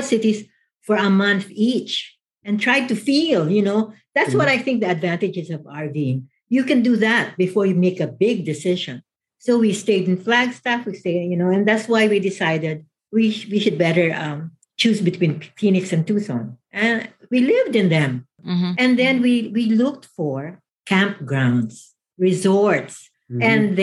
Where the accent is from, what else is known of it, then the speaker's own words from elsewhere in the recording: Philippines; moved away as an adult; also born or lived in Manila, Philippines; now in Mesa, United States; I come from the Philippines